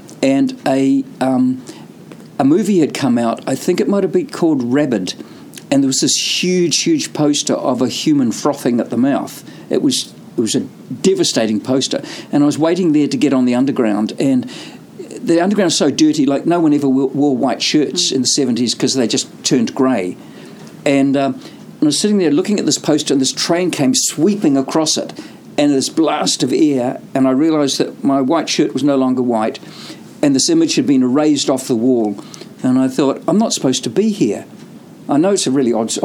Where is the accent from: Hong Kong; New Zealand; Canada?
New Zealand; also born or lived in United Kingdom; I've always seen myself as a Kiwi in the world rather than a Kiwi in New Zealand